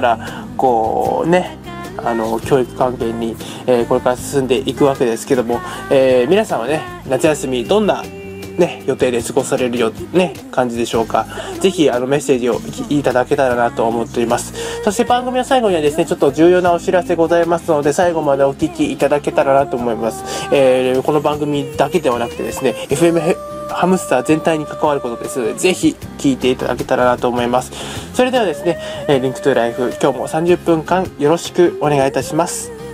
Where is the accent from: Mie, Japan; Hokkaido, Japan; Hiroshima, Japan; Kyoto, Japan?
Hiroshima, Japan; まあ僕ここ広島の出身でですね